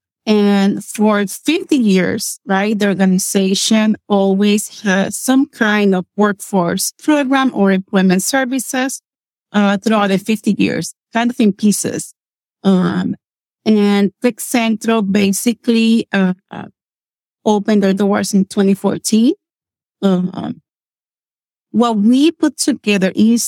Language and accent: English; Puerto Rico; English is a second language; moved away as an adult; now in Lancaster, United States; I grew up in a small town on the west side of Puerto Rico